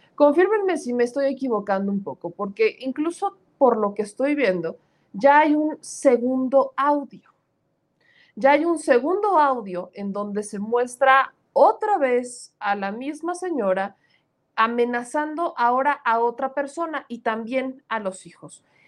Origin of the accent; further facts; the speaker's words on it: Puebla, Mexico; un paisano mío, un poblano